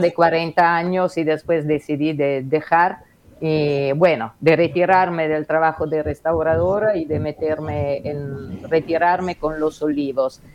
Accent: Genoa, Liguria, Italy; Spanish is a second language; moved away as an adult; now in Uruguay; yo soy de Génova

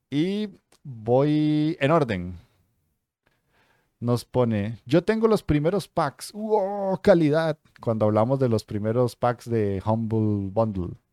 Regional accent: Venezuela; now in Chile; no es igual ser gamer actualmente en Venezuela, mi país natal, a ser un gamer en Chile, el país que me ha dado las opciones y oportunidades

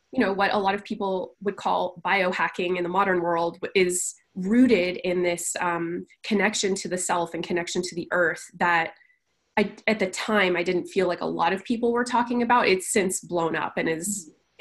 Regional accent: California, United States; now in Las Vegas, United States; I'm from a relatively small town in California

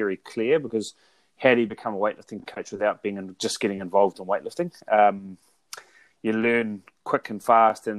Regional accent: New Zealand; I'm from New Zealand

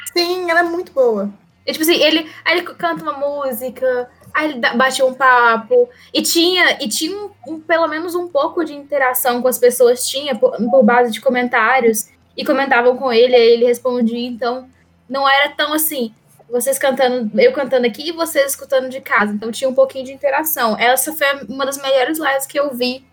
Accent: Minas Gerais, Brazil; como boa mineira que sou

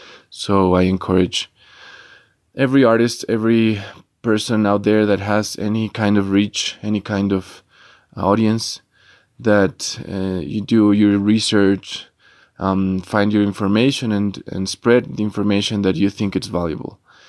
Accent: Ecuador; I'm from Ecuador and I play in three bands.

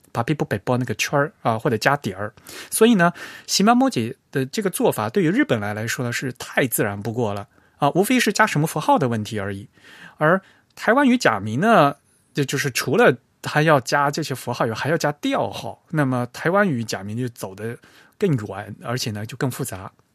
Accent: Fujian, China; 因为当时Free Type的朋友知道我是福建人

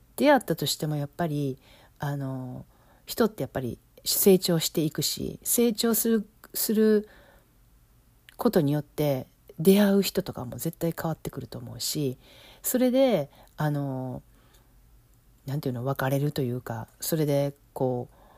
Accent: Osaka, Japan; accent: Osaka dialect (Kansai-ben); moved away as an adult; now in Los Angeles, United States; 今は関西弁私大阪出身やから大阪弁で喋って喋るようにするんですけど

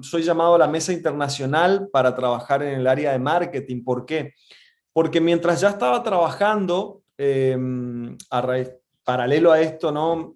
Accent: Resistencia, Chaco, Argentina; moved away as an adult; also born or lived in Buenos Aires; Yo soy del norte de Argentina, de, de Chaco, de Resistencia más precisamente

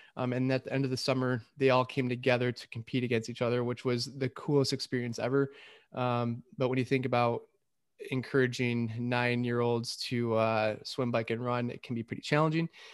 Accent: Lapeer, Michigan, United States; also born or lived in Metamora, Michigan; I grew up in Lapeer, Michigan, or Metamore, Michigan, um, you know, in, in farm country.

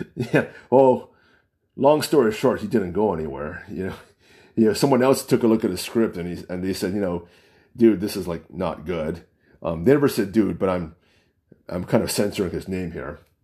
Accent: United States; accent: American; I don't sound like an Asian. I don't sound, I'm Chinese. I don't sound like a Chinese. I'm American

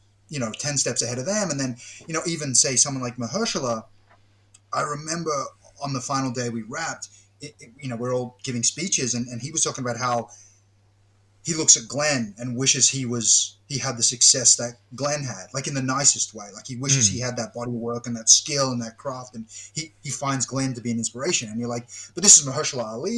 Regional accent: Australia; me being Australian

